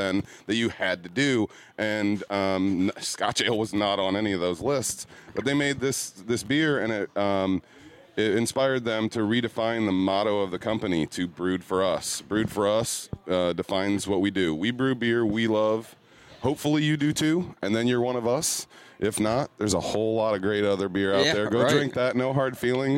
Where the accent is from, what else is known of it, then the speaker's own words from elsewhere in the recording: Fort Wayne, Indiana, United States; I'm from Fort Wayne